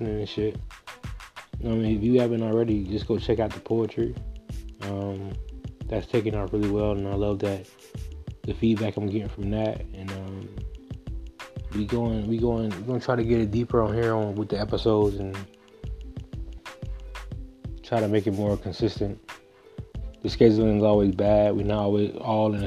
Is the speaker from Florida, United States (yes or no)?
yes; Miami, Florida, United States; now in Canada; I'm up here in Canada. I'm from Miami